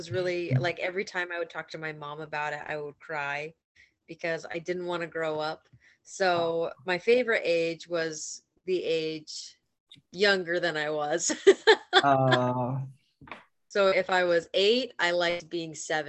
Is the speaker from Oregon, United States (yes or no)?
yes; Portland, Oregon, United States; moved away as an adult; now in Hawaii, United States; I am from Portland, Oregon